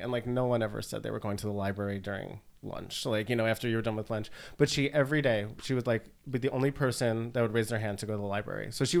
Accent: northern Westchester, New York, United States; I'm from Westchester, like northern Westchester.

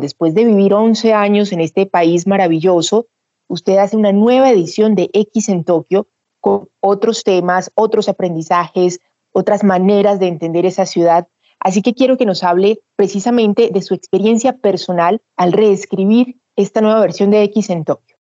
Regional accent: Colombia; nosotros como colombianos

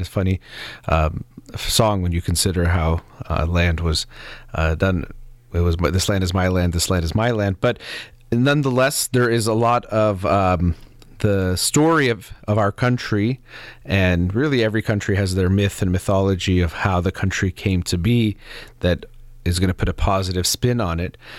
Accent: United States; growing up in the United States

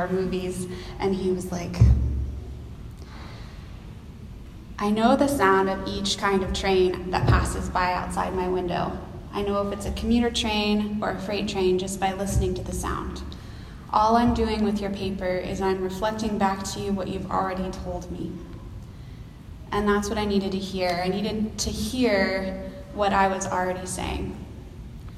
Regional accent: Texas, United States; moved away as an adult; now in Seattle, United States; I'm originally from Texas, if y'all can tell from the y'alls that I keep using

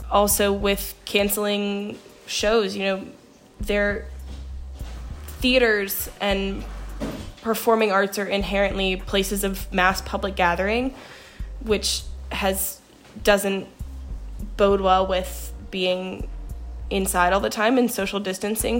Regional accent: Roanoke, Virginia, United States; I'm from Roanoke, Virginia, and we have a pretty strong arts scene down here

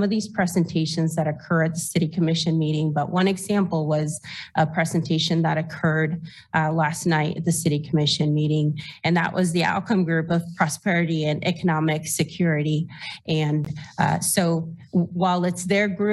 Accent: Costa Rica; moved away as an adult; now in Lawrence, United States; I was born and raised in Costa Rica

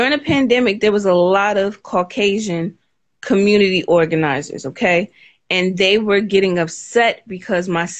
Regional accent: North New Jersey, United States; I'm from North New Jersey

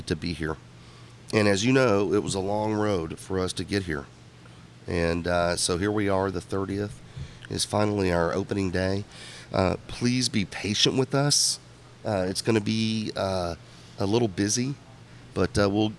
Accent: Houston, Texas, United States; I'm from here. This is my hometown.

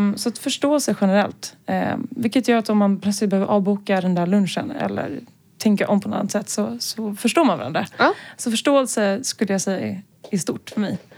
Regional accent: Stockholm, Stockholm County, Sweden; also born or lived in Lund; Jag är här från Stockholm. Eh, men har eh, bott i Lund en sväng när jag pluggade där

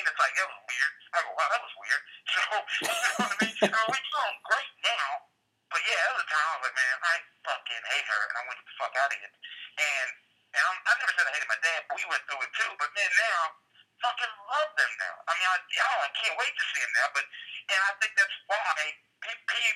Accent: Oklahoma, United States; moved away; I grew up in Oklahoma

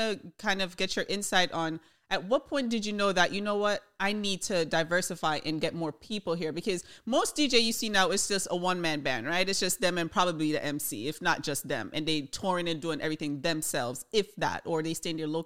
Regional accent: Jamaica; we're from Jamaica

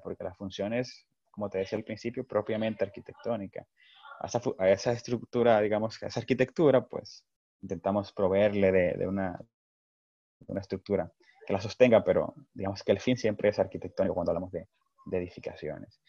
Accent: Dominican Republic; como dominicanos

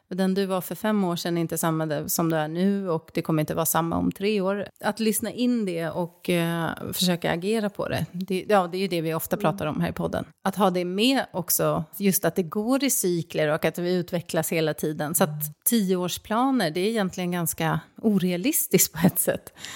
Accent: Stockholm, Stockholm County, Sweden; moved away as an adult; also born or lived in Norrköping; flytta liksom då från min hemstad, då Stockholm, till Norrköping

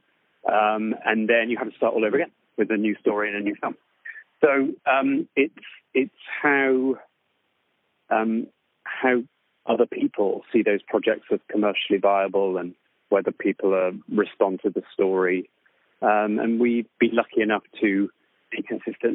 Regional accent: West Country, South West England, United Kingdom; I grew up in the West Country in the UK

